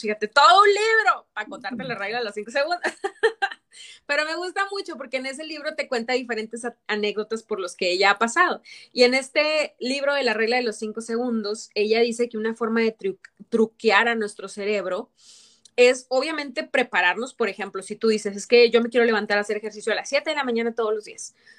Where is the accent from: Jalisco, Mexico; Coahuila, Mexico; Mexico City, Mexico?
Coahuila, Mexico; Torreón; moved away; me da mucho gusto ir de viaje a Torreón, a mi terruño